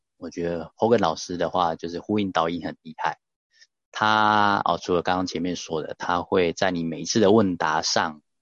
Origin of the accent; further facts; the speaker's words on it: Taichung, Taiwan; 像我来自台中